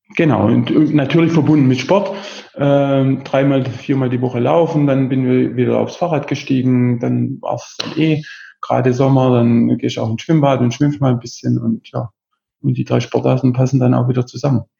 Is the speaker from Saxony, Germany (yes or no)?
no; Besigheim, Baden-Württemberg, Germany; ich komme aus der Nähe von Heilbronn, ganz mhm. genau aus Besigheim, da wohne ich jetzt gerade